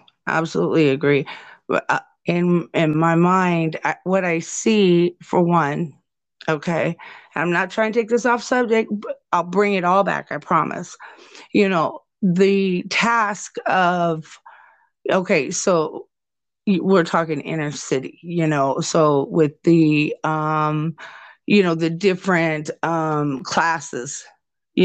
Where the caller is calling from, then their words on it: Nebraska, United States; especially where I'm speaking to you from, I'm speaking from Nebraska